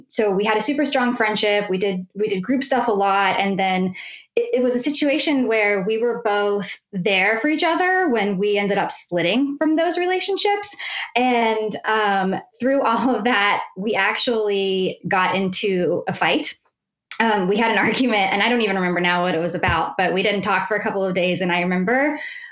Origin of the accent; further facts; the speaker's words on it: West Virginia, United States; also born or lived in Pittsburgh, Pennsylvania; now in northwestern Pennsylvania, United States; I grew up in West Virginia in a super tiny town.